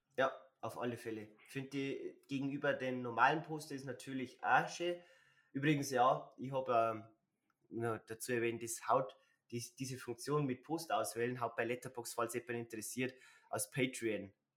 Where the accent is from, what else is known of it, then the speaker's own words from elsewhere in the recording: Bavaria, Germany; wie sagt man bei uns in Bayern